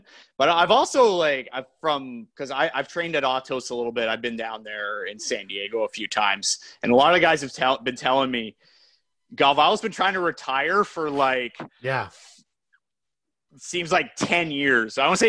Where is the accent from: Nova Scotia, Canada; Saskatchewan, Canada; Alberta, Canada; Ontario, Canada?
Ontario, Canada; Brampton; Offended. I'm from Brampton.